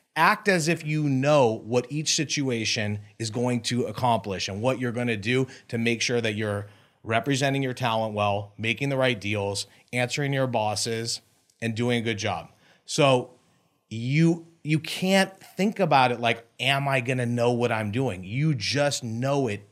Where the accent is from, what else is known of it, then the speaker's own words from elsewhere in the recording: Beverly Hills, California, United States; I grew up in Beverly Hills